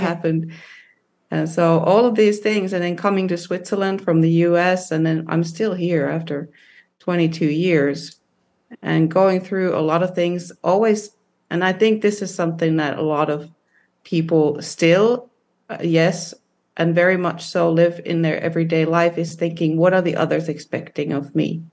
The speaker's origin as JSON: {"language": "English", "country": "Finland", "tie": "born or raised there", "said": "when I was growing up in Finland"}